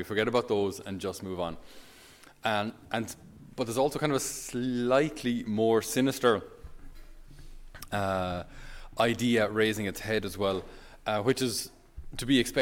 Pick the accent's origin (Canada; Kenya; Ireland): Ireland; as a Irish person